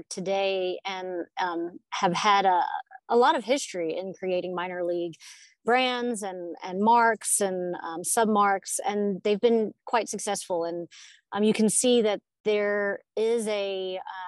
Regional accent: Louisiana, United States; now in Atlanta, United States; I grew up in Louisiana.

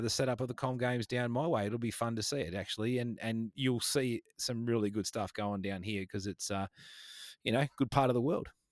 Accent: Geelong, Victoria, Australia; my hometown almost down in Geelong. So I'm a little bit out of Geelong where I where I live on the west coast here in Victoria

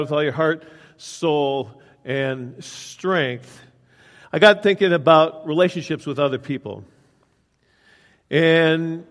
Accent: Willmar, Minnesota, United States; I was out working out in Wilmer, Minnesota, my hometown

